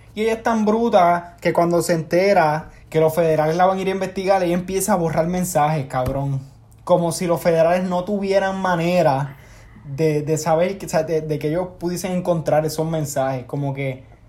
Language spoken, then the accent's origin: Spanish; Manatí, Puerto Rico; now in United States; yo soy de Manatí, yo no soy de San Juan